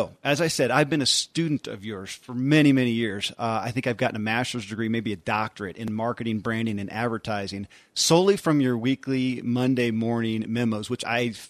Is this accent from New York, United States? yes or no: no; Tulsa, Oklahoma, United States; Perhaps it's because I was raised in Tulsa, Oklahoma.